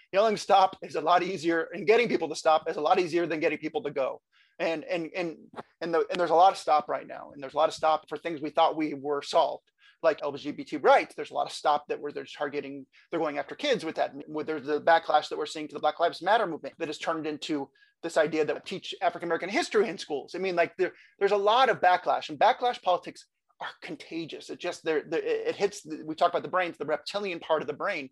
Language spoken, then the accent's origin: English; California, United States; I I grew up in California